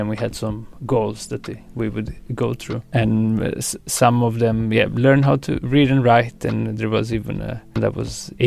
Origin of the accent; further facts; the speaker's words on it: Romania; moved away; I was from Romania.